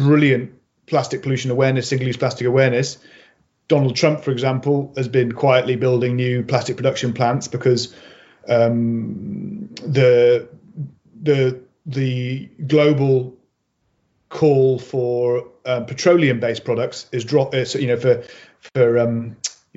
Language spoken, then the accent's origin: English; Mid Wales, United Kingdom; also born or lived in Birmingham; I grew up on a small holding on the side of a hill in Wales. Like, you know, we moved from Birmingham when I was four